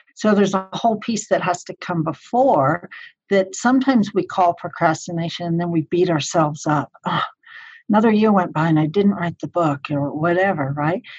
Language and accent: English; Colorado Springs, Colorado, United States; my hometown, Colorado Springs